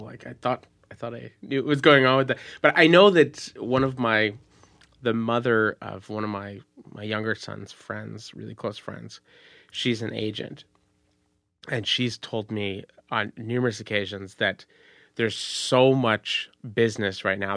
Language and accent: English; Montreal, Quebec, Canada; also born or lived in United States; I'm from, I'm from Montreal, and it's, it's different